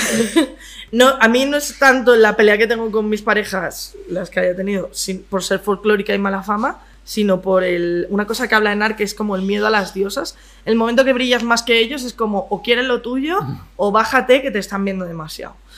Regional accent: Madrid, Community of Madrid, Spain; soy madrileña.

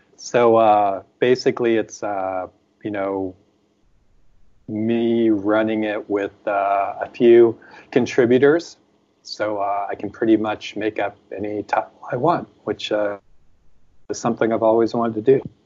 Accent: United States; now in France; speaking as an American

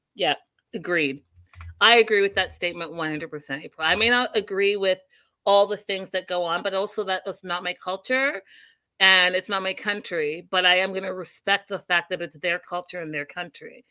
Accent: Canada; as a Canadian

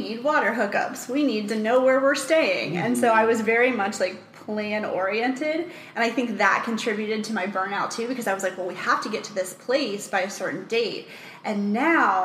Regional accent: Richmond, Virginia, United States; moved away as an adult; I'm originally from Richmond, Virginia

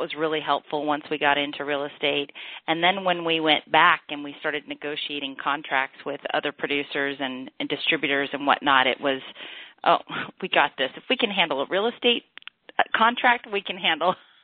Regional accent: Pasadena, California, United States; my hometown, Pasadena

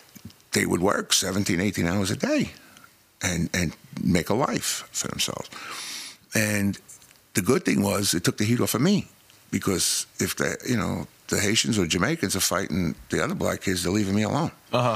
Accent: New York City, New York, United States; I grew up in Crown Heights, Bed-Stuy area. The 7-1.

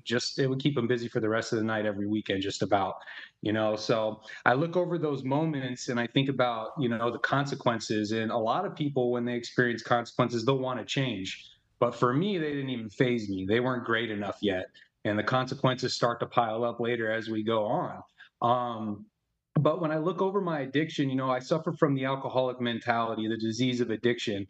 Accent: Arizona, United States; I'm from Arizona and big Italian family

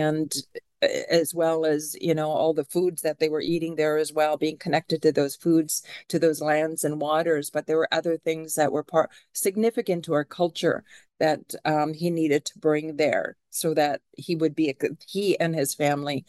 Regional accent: Canada; now in Seattle, United States; I am a Canadian citizen

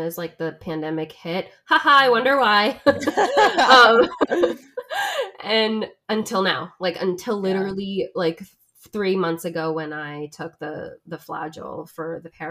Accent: New Jersey, United States; I'm originally from South Jersey

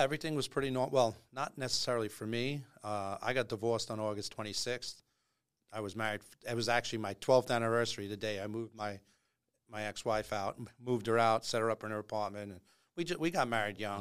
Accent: Long Island, New York, United States; I grew up on Long Island

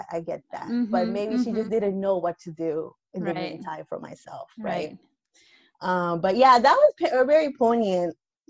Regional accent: Lima, Peru; moved away; Because I'm coming from Lima. I don't know anything about the cold.

